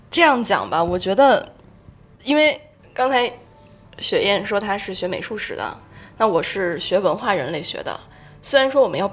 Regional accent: Shijiazhuang, Hebei, China; now in Beijing, China; 我从一个从石家庄出来到北京的一个人

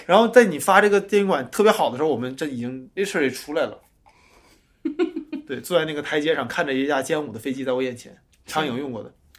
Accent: Changchun, Jilin, China; 我是个长春人

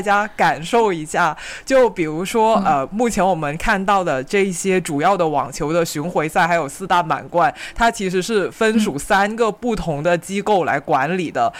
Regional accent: Guangdong, China; 我们广东这边

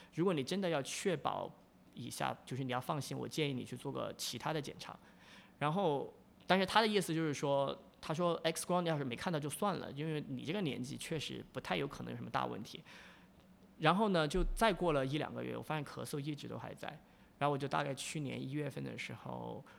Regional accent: Chongqing, China; accent: Chongqing dialect; moved away as an adult; now in United States; 在我方言里面重庆话

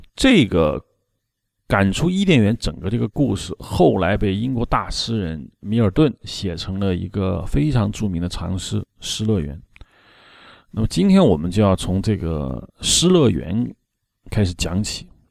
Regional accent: China; 我们中国人

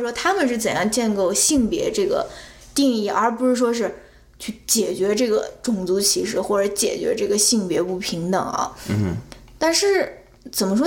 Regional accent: China; moved away as an adult; now in United States; 我是基本上出生，成长在中国是一个单一种族的国家

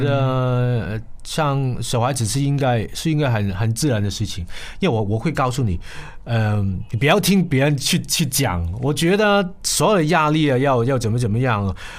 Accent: Hong Kong; 我是一个香港人

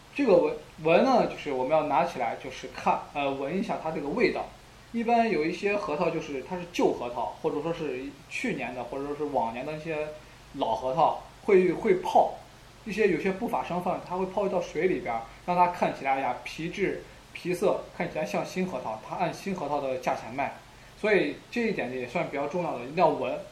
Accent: China; 我们中国人

